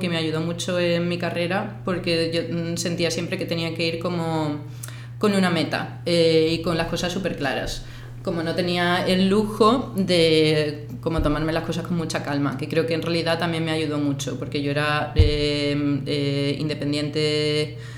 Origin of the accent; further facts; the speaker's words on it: Seville, Andalusia, Spain; moved away as an adult; also born or lived in Cádiz, Spain / London, United Kingdom; now in Mallorca, Spain; Yo soy de, de Sevilla, cuando tenía 11 años me mudé a Cádiz